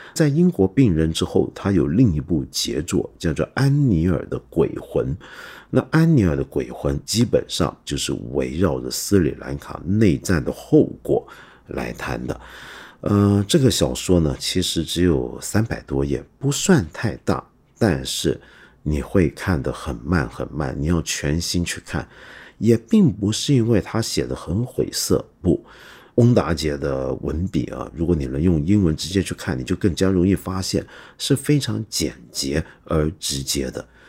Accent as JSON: {"language": "Chinese", "country": "Hong Kong", "said": "我身为香港人"}